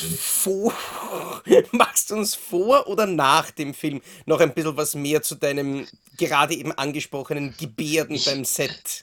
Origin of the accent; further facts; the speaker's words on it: Austria; bei uns in Österreich